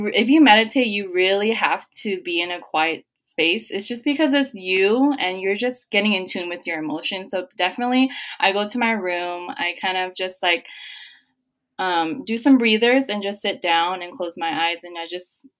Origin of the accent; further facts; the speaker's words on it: San Jose, California, United States; I'm 22. I'm from San Jose, California